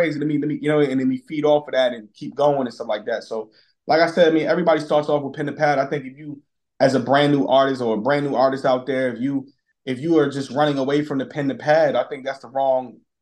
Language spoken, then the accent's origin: English; New York City, New York, United States; moved away; we grew up in Brooklyn